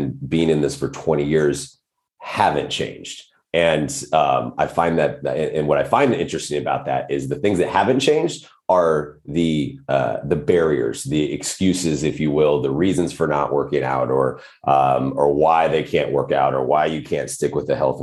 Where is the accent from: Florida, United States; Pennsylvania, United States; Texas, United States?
Texas, United States; Odessa; moved away as an adult; also born or lived in California / Lubbock, Texas / Washington State; now in Los Angeles, United States; I did grow up mostly in West Texas, just outside of a small town, just outside of Odessa